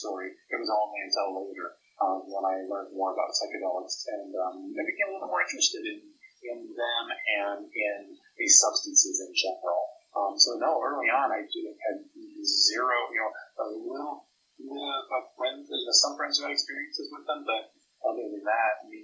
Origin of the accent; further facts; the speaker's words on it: Northern California, United States; now in Nebraska, United States; growing up in Northern California